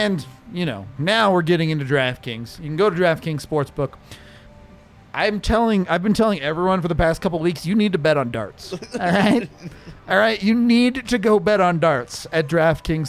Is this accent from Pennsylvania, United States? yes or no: no; Colorado, United States; also born or lived in Texas; I was born in Texas, but I moved to Colorado when I was one